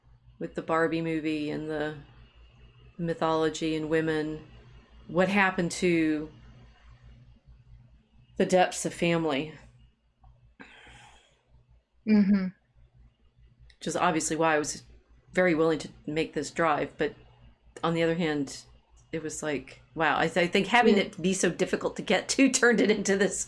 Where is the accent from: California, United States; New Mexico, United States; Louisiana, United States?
New Mexico, United States; Los Alamos; moved away; also born or lived in the South; we were growing up in Los Alamos, which is in New Mexico.